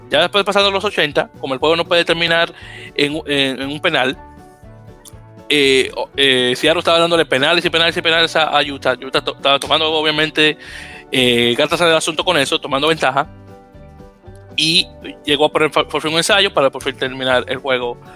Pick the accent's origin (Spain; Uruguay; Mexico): Uruguay; Esto me mató mucho la risa siendo uruguayo, claro.